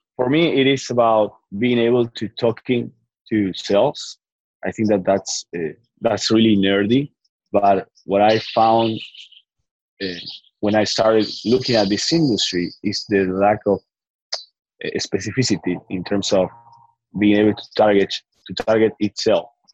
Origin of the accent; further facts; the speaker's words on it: Argentina; I'm from Argentina